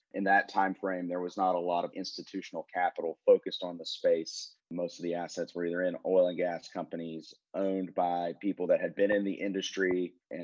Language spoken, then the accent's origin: English; Haskell, Texas, United States; also born or lived in Austin, Texas; now in Dallas, United States; Was actually born in a small town called Haskell, Texas, out west of where I live now in Dallas